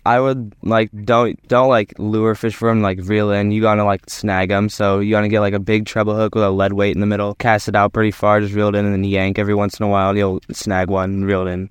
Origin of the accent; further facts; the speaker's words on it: Fairbanks, Alaska, United States; we're from Fairbanks